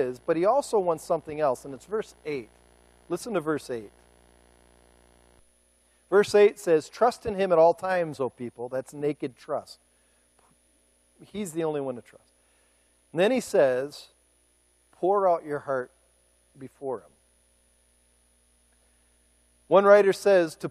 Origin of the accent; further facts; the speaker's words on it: United States; I'm an American